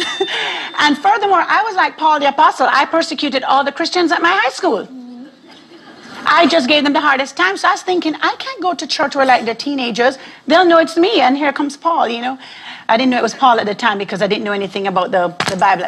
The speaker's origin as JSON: {"language": "English", "country": "Jamaica", "tie": "born or raised there", "moved": "yes", "lives_now": "Arlington, United States", "said": "I was raised in a Rastafarian home in Jamaica"}